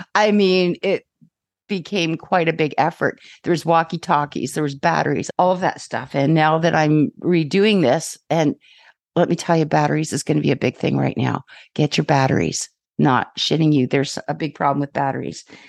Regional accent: Ontario, Canada; now in British Columbia, Canada; I'm from Ontario

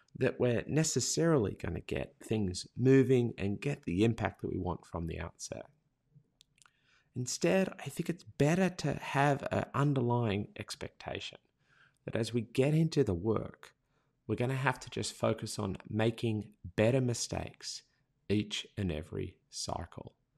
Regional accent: Australia; accent: Australian; Australian users because our accent was so hard to understand.

